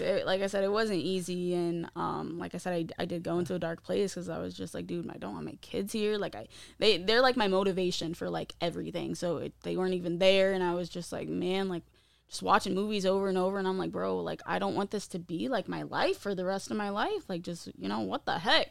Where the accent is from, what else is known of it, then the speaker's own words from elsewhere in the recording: Findlay, Ohio, United States; also born or lived in East Stroudsburg, Pennsylvania / Mount Pocono, Pennsylvania; I was born and raised in Findlay, Ohio.